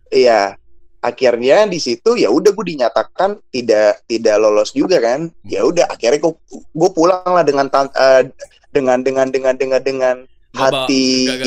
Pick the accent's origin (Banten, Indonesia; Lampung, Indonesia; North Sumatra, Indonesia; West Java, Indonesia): West Java, Indonesia; Depok; apalagi gue anak Depok ya ya gue ngerti sih gue nggak bisa generalisasikan anak Depok seperti gue semua ya tapi di saat itu gue sebagai anak Depok gue nggak ada kepikiran cuy buat ah. kuliah di UI.